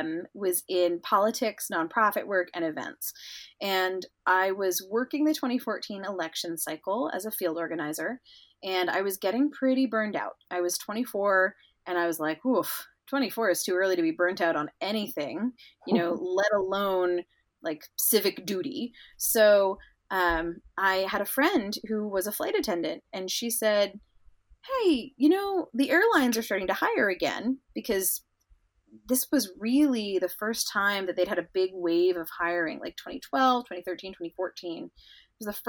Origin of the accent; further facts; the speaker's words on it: London, United Kingdom; also born or lived in Indonesia / United States; So I was born in the U.S., but I grew up in London and Indonesia because of the academic work that my mom was doing during my childhood.